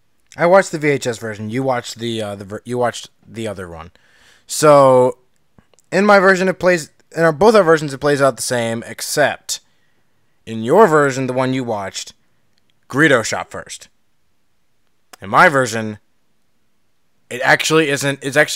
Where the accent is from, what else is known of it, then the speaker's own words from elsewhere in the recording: United States; I'm an American, darn it.